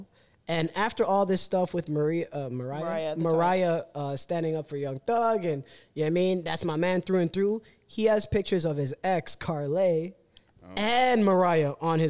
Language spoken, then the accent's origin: English; Toronto, Ontario, Canada; I grew up in Toronto